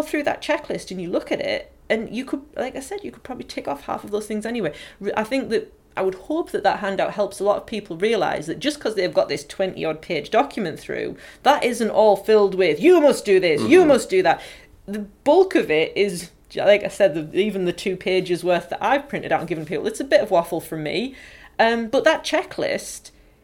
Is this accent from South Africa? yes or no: no; County Durham, North East England, United Kingdom; accent: broad County Durham; I've got a very, very broad County Durham accent